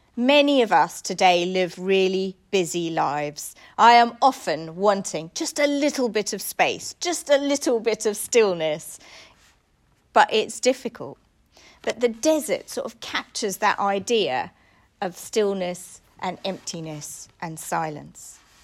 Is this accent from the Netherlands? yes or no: no; South Africa; moved away; I grew up in South Africa.